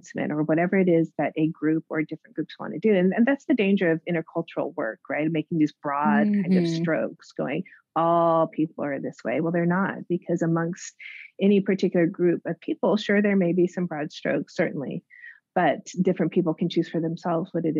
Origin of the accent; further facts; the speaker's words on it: New Mexico, United States; moved away as an adult; also born or lived in Hawaii / Northern California / Virginia / East Asia; now in California, United States; I'm from New Mexico, which usually gets lost in between Arizona and Texas.